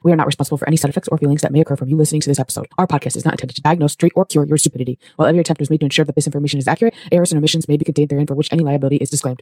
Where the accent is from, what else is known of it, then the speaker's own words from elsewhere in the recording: New England, United States; I'm from New England, which means there's seasons